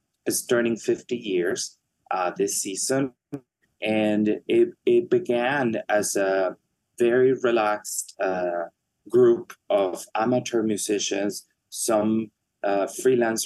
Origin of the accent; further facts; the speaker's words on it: Mexico; moved away; Mexico for the second time, my home country